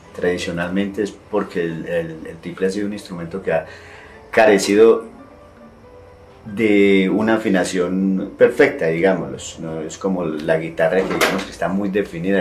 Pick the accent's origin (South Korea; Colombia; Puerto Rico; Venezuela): Colombia; Sevilla, Valle del Cauca; now in Armenia, Colombia; vivo aquí en la ciudad de Armenia, soy de Sevilla Valle, está aquí cerca